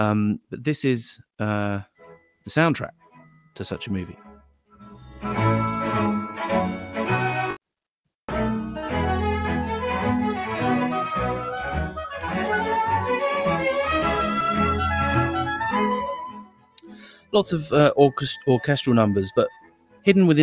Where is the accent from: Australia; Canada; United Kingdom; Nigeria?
United Kingdom; moved away; me from the UK